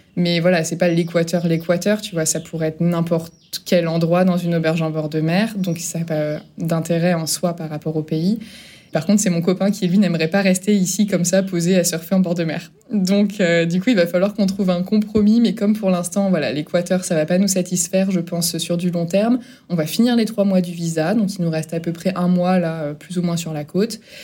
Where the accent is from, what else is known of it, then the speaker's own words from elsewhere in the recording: Brittany, France; moved away as an adult; now in Ecuador; je suis bretonne